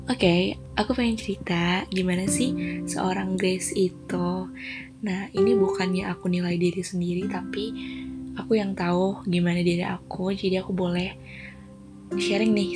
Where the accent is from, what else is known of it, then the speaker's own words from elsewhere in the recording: Yogyakarta, Special Region of Yogyakarta, Indonesia; born there; Dan aku lahir di Yogyakarta tanggal 28 April 2004